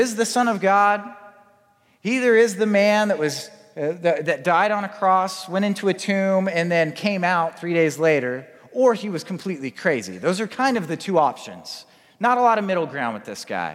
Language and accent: English; Spokane, Washington, United States; I grew up in Spokane